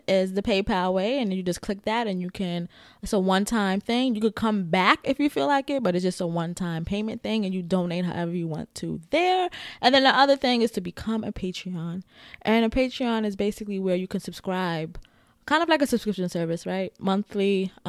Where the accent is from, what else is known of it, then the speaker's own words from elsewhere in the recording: Bronx, New York, United States; Oh, and I'm from the Bronx, too. And that matters.